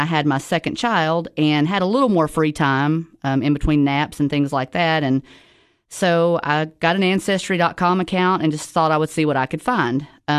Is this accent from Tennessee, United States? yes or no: yes; Tennessee, United States; I am a local from the Upper Cumberland, live in Sparta, Tennessee.